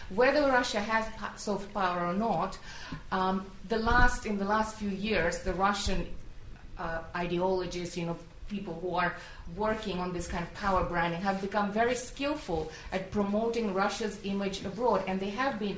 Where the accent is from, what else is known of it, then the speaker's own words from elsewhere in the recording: Syria; English is a second language; Um, I'm from Syria.